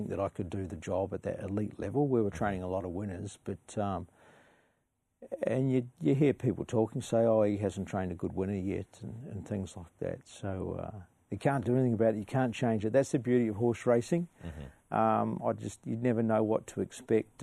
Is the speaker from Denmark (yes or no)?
no; New Zealand; now in Australia; I had a good upbringing on a dairy farm in New Zealand